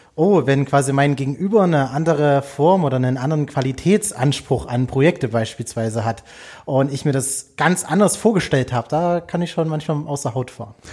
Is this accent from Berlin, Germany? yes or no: no; Erzgebirge, Saxony, Germany; war Stadtrat bei mir im Erzgebirge in meiner Heimatstadt